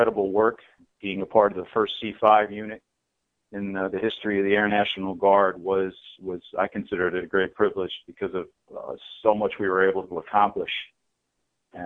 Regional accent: Newburgh, New York, United States; I'm an Orange County guy. I was born and raised in the Newburgh, New Windsor area

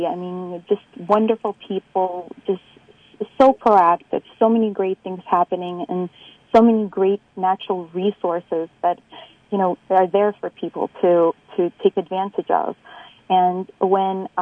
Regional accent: New York City, New York, United States; I grew up in New York, in Brooklyn, and as being an immigrant and a daughter of immigrants

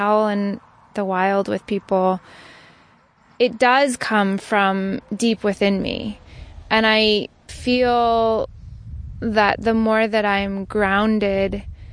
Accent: Maine, United States; now in Sullivan County, New York, United States; I'm originally from Maine. I've lived around the world

